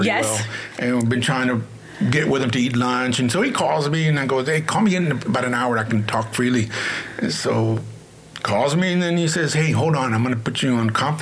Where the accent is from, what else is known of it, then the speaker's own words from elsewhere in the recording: Houston, Texas, United States; I grew up in the East End, right here